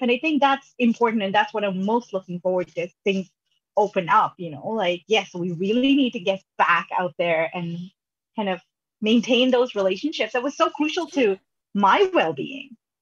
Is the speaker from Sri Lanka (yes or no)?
yes; Sri Lanka; now in Canada; I'm originally from Sri Lanka